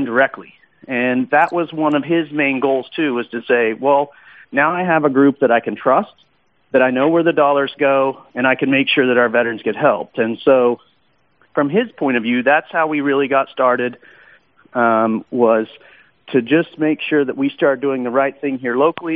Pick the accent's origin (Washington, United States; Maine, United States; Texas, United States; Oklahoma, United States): Oklahoma, United States; Woodward; That's my hometown